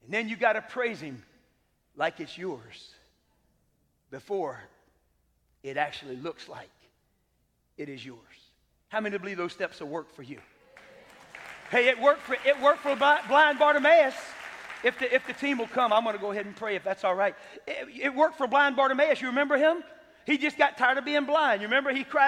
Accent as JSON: {"language": "English", "town": "Tampa", "region": "Florida", "country": "United States", "tie": "born or raised there", "said": "I grew up here in Tampa"}